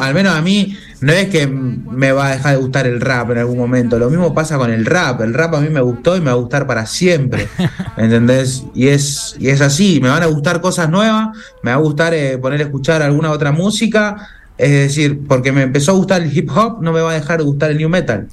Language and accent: Spanish; Argentina; Yo soy argentino, soy hijo de madre argentina